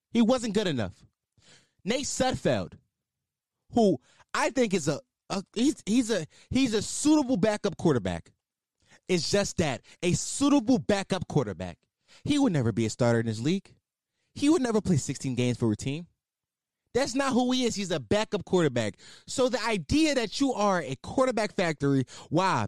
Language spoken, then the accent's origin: English; Philadelphia, Pennsylvania, United States; I am a Philadelphian, and I am a fan of the Philadelphia Eagles